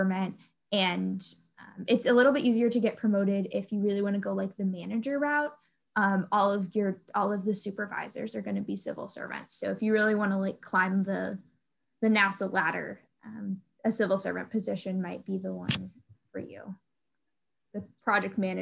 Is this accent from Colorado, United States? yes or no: no; Houston, Texas, United States; I am from Houston